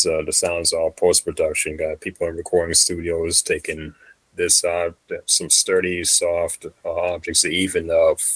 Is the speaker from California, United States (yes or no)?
yes; Fremont, California, United States; also born or lived in Hayward, California; I've been in the Bay my whole life. Born in Hayward, Fremont is my hometown. Moved there from when I was two, and relocated back to Hayward when I was 17